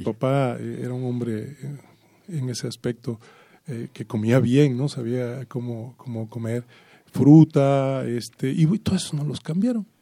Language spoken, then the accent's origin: Spanish; Veracruz, Mexico; moved away; para mi estado, para para mi patria chica